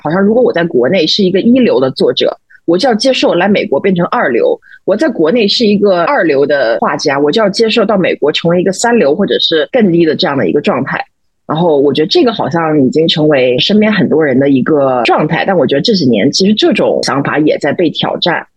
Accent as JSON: {"language": "Chinese", "country": "China", "moved": "as an adult", "lives_now": "New York, United States", "said": "比如说我们作为中国人应该怎么去看这些东西"}